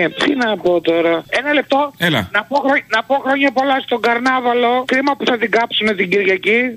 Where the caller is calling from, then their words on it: Thessaloniki, Central Macedonia, Greece; από Θεσσαλονίκη.